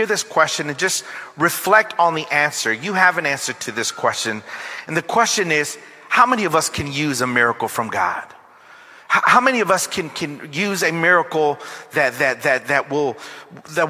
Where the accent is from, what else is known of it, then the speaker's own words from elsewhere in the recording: Long Beach, California, United States; I am from Long Beach, California